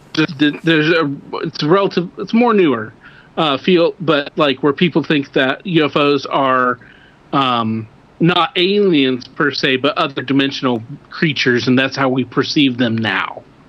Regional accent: Midwest, United States; I'm from the Midwest

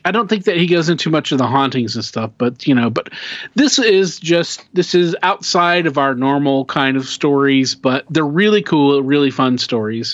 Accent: Oklahoma, United States; we're we're we're from Oklahoma.

